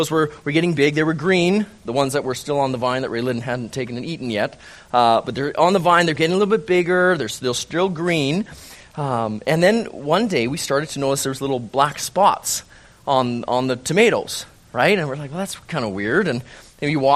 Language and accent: English; Calgary, Alberta, Canada; moved away; born and raised in Calgary